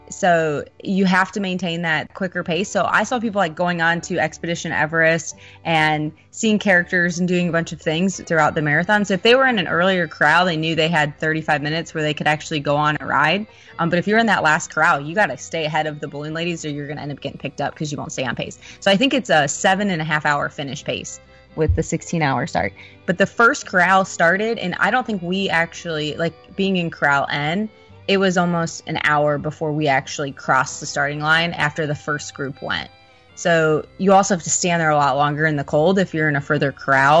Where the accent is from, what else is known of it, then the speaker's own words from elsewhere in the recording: Midwest, United States; also born or lived in Michigan; now in Florida, United States; I'm from the Midwest